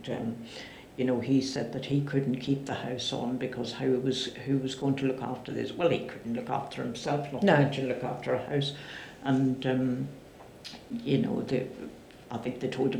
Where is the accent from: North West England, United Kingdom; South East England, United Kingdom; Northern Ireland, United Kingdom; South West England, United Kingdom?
Northern Ireland, United Kingdom; accent: Irish; moved away as an adult; also born or lived in Bolton / Birmingham; I am a British citizen. I'm from Northern Ireland